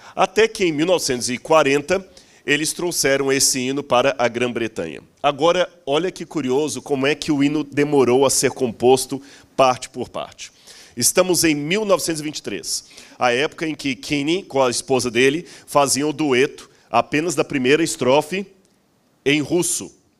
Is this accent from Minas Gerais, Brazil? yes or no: yes; Minas Gerais, Brazil; eu sou mineiro